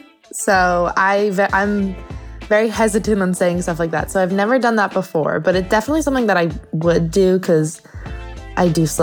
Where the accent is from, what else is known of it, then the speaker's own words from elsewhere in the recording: New York, United States; moved away as an adult; now in Los Angeles, United States; I'm 19 years old. I'm originally from New York as well, but I just moved out to LA a few months ago to pursue my acting career.